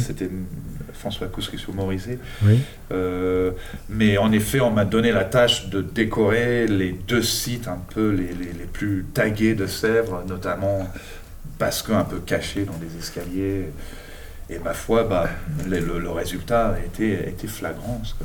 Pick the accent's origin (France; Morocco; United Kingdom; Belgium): United Kingdom; England; moved away; Je suis né en Angleterre, hein, donc euh, voilà, d'origine enfin, anglaise et argentine de par ma mère